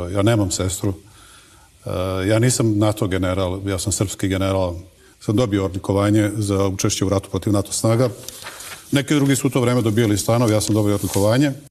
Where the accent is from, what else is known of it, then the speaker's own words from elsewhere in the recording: Knin, Šibenik-Knin County, Croatia; moved away; Ja sam Srbin iz Krajine, iz Knina, iz srpske porodice, iz sela gde je crkva stara pravoslavna sagređena hljedu 1462. godine. To što se ne prezivam na ići ne čini me ni manje ni više Srbinom. Moja supruga jeste Hrvatica